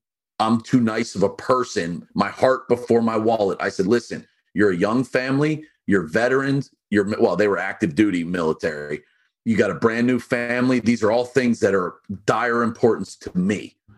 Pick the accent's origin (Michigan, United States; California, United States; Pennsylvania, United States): Pennsylvania, United States; Pittsburgh; now in Delaware, United States; I'm from Pittsburgh